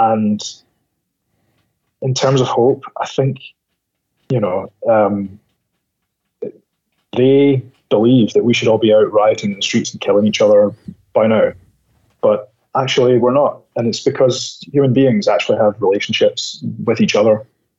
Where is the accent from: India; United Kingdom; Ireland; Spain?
United Kingdom; Scotland; moved away; also born or lived in United States; I lived in America, but I'm Scottish.